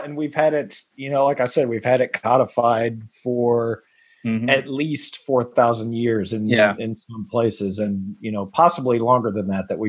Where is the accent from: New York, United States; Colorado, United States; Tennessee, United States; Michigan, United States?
Tennessee, United States; Nashville, Franklin area, Middle; I am from Middle Tennessee, around the Nashville, Franklin area.